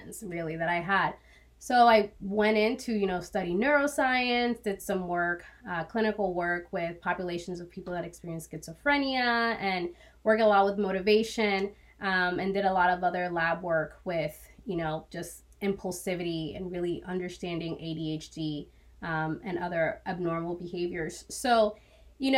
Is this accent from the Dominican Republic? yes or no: yes; Dominican Republic; I was born in the Dominican Republic